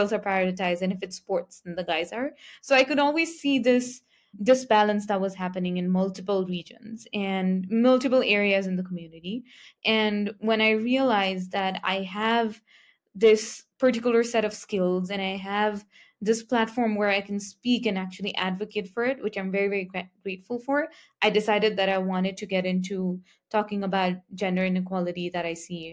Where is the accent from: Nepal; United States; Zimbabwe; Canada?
Nepal; I come from Nepal, which is a country in Southeast Asia